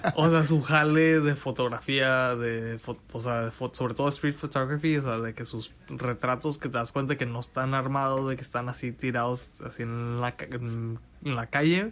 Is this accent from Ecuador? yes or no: no; Mexico; como mexicanos rechazamos lo que está siendo creado en nuestro propio mm, idioma